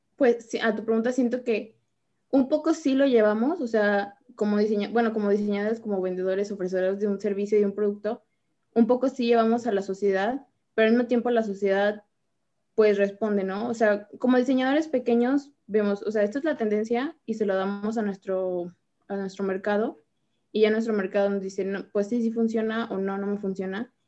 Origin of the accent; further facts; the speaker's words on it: Mexico; aquí en, México